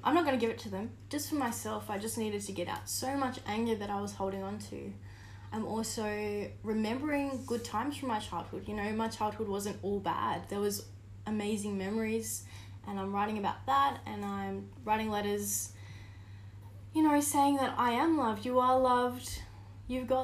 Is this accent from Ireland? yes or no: no; Tasmania, Australia; I grew up in Tassie